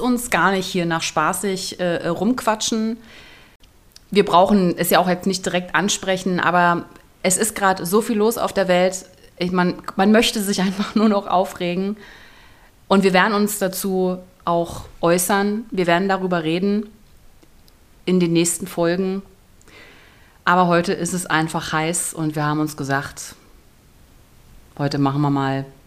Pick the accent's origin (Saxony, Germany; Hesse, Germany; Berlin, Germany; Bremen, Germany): Berlin, Germany; moved away; Ich komme ja aus Berlin eigentlich.